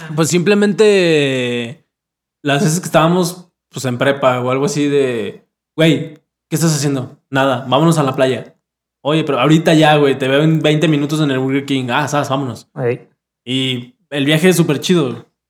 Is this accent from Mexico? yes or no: yes; Mexico; como mexicano